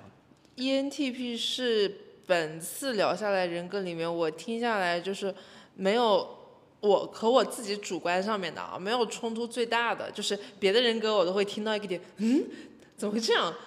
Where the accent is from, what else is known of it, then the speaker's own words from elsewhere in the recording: Hangzhou, Zhejiang, China; 同为杭州人